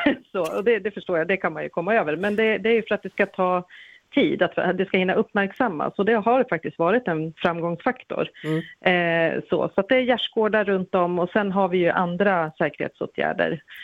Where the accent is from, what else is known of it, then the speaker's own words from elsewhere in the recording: Gävle, Gävleborg County, Sweden; jag är Gävlebo